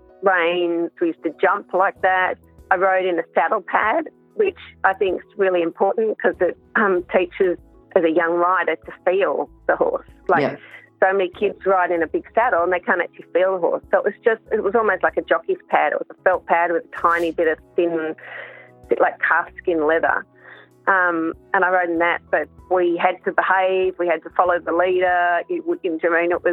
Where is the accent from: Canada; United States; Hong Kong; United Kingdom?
Hong Kong; I grew up in Hong Kong and I started riding at the age of three.